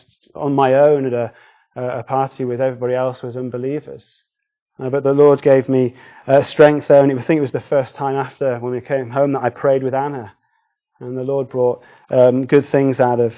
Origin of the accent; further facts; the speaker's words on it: United Kingdom; we're British